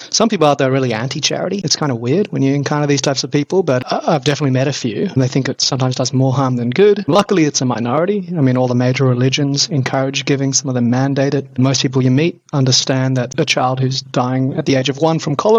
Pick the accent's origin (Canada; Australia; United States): Australia; Sydney, New South Wales; where I was born in Sydney